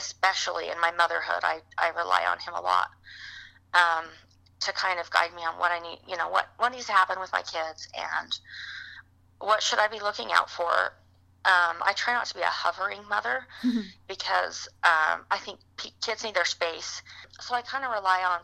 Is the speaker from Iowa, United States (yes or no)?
no; Utah, United States; moved away as an adult; also born or lived in Michigan; We're originally from Utah. We spent some time in Michigan, and we came back to Utah. So we live in Utah now